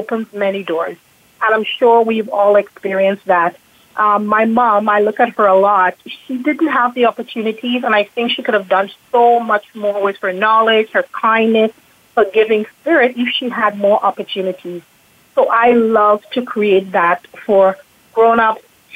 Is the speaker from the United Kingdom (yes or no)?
no; Trinidad & Tobago; now in Toronto, Canada; I am originally from Trinidad and Tobago